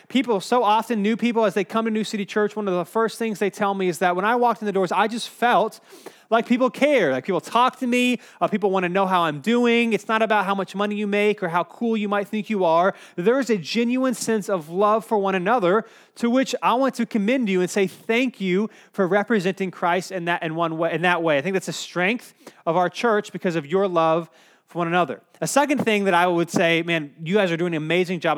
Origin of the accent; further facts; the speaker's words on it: Cary, North Carolina, United States; I grew up in Cary, so it was about a two-hour, two-hour and fifteen-minute drive.